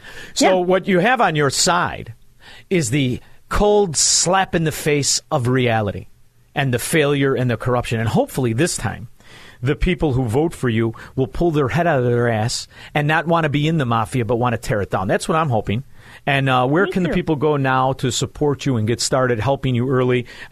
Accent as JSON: {"language": "English", "town": "Melrose Park", "region": "Illinois", "country": "United States", "said": "I'm from Melrose Park"}